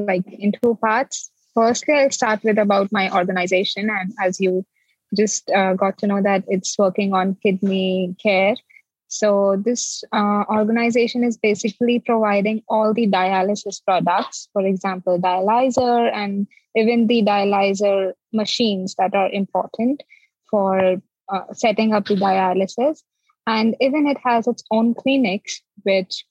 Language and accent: English; India; moved away as an adult; now in Hong Kong; I am originally from India, and after finishing my bachelor's and master's in basic science, I moved to Hong Kong to pursue my PhD in 2015